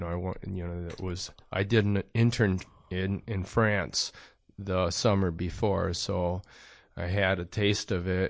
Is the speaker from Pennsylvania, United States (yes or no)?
no; Detroit, Michigan, United States; but I think growing up in Detroit, you know, gives you a nice kind of like patina or edge.